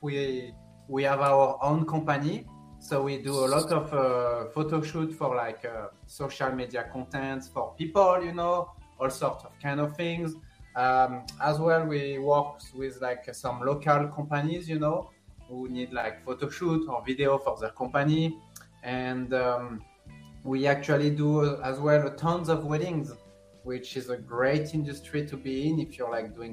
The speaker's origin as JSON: {"language": "English", "town": "Sanary-sur-Mer", "region": "Provence-Alpes-Côte d'Azur", "country": "France", "tie": "born or raised there", "second_language": "English", "moved": "as an adult", "lives_now": "United States", "said": "I'm from France. I was born and raised in France, in south of France, nearby Marseille, a small city called Sanary-sur-Mer."}